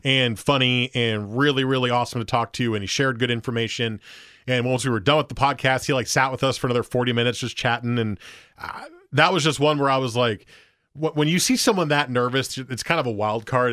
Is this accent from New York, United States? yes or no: no; Portland, Oregon, United States; I'm from Portland, Oregon. I'm just here visiting